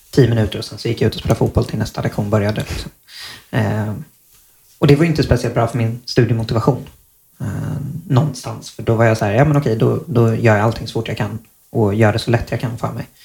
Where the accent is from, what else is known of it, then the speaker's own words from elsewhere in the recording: Malmö, Skåne, Sweden; also born or lived in Stockholm; jag är född i Stockholm och flyttade ner till Malmö när jag var